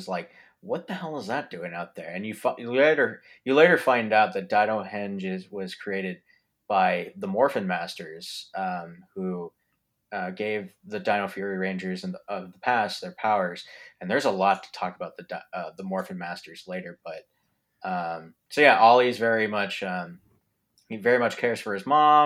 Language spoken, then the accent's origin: English; Philippines; I'm Filipino myself